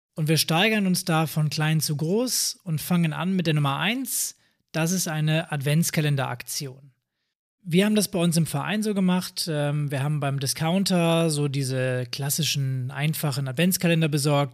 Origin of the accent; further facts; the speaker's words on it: Northern Germany, Germany; bei uns im Norden